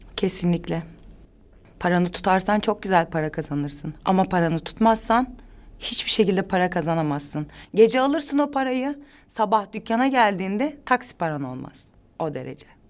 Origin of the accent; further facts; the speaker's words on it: İzmir, Turkey; also born or lived in Balıkesir / Ankara; Ben İzmirliyim zaten. İzmir'e gittim tekrar.